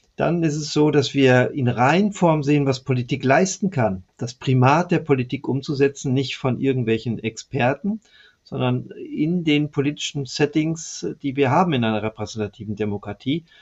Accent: West Germany, Germany; ich als Westdeutscher

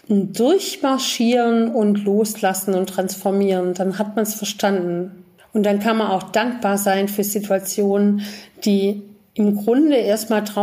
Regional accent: Germany; auch ich bin eben in Deutschland groß geworden und auch ich hatte erstmal eine ganz andere Weltsicht und Ansicht

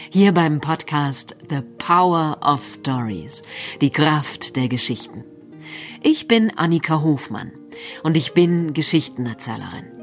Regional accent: Berlin, Germany; Und dann haben wir so geschaut in die City, in Berlin, wo ich aufgewachsen bin.

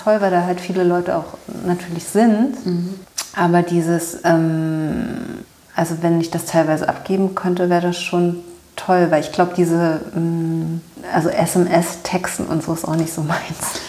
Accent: Berlin, Germany; Ich bin in Berlin aufgewachsen

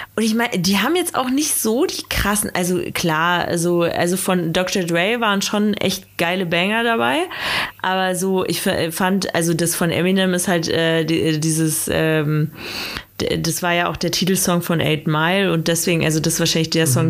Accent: Bad Aibling, Bavaria, Germany; in Bad Aibling, äh, wo ich aufgewachsen bin

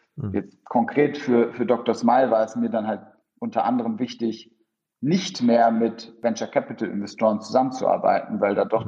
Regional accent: Bremen, Germany; moved away as an adult; also born or lived in Soltau / United Kingdom / Schleswig-Holstein / London; now in Berlin, Germany; komme ursprünglich aus Norddeutschland, wurde in Bremen geboren, Kind von zwei polnischstämmigen Eltern und bin mittlerweile seit ja, über zehn Jahren in Berlin

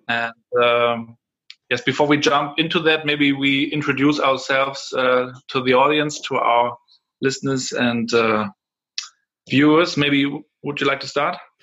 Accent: Rostock, Mecklenburg-Vorpommern, Germany; English is a second language; I'm from Rostock here. Um, was raised here uh, at the Baltic Sea.

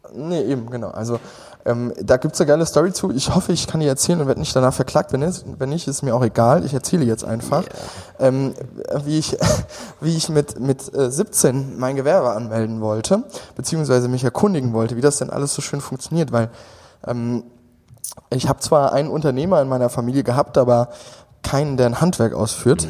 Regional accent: Westerwald, Rhineland-Palatinate, Germany; moved away as an adult; now in Berlin, Germany; gebürtig komme ich aus Hunsang ähm, und ähm, das, das ist so am äußersten Rande vom Westerwald, äh, schon fast im feindlichen Hessen

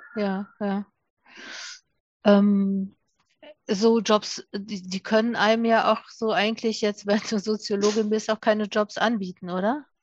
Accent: Duisburg, North Rhine-Westphalia, Germany; ich komme auch aus Duisburg

